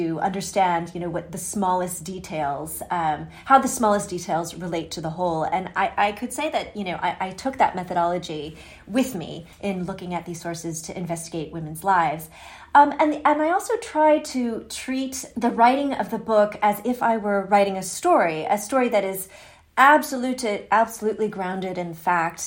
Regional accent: United States; I am an American and I'm living in the United States right now

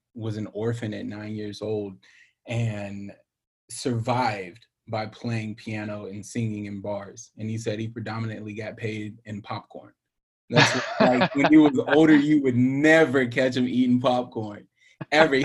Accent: Pinehurst, North Carolina, United States; moved away as an adult; now in Los Angeles, United States; the part of North Carolina I grew up in is like a very touristy golf area

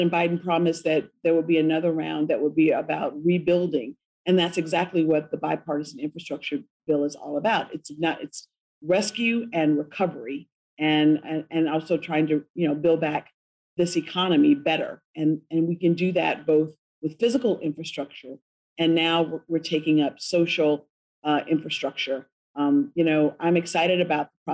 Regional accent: Selma, Alabama, United States; my hometown of Selma

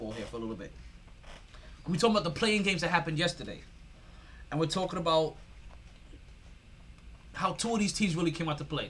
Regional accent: New York, United States; now in South Florida, United States; I'm from New York.

